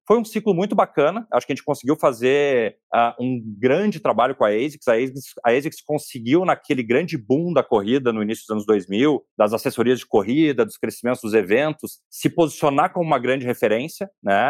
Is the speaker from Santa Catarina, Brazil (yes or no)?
no; interior of Rio Grande do Sul, Brazil; moved away as an adult; also born or lived in São Paulo; Eu sou do interior do Rio Grande do Sul